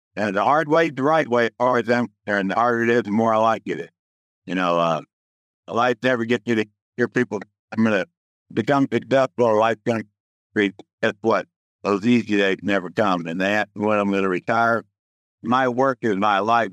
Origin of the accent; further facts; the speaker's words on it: Dallas, Texas, United States; now in Houston, United States; I grew up in Dallas